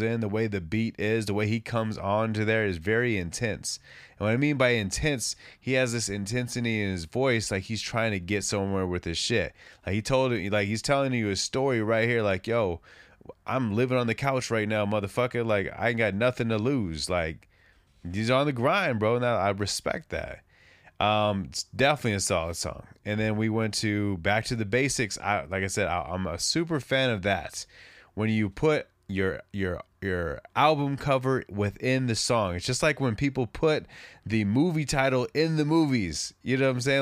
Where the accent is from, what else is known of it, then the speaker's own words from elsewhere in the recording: West Coast, United States; I'm from the West Coast